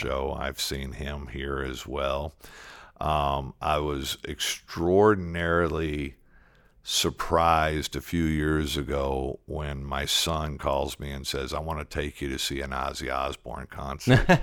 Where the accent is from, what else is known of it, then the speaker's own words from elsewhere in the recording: Detroit, Michigan, United States; moved away as an adult; now in Arlington, United States; I'm originally from Detroit. I grew up in inner city